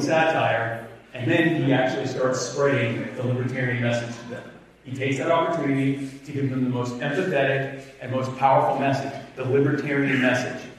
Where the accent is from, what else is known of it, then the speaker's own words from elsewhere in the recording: Myrtle Beach, South Carolina, United States; I am from the Myrtle Beach area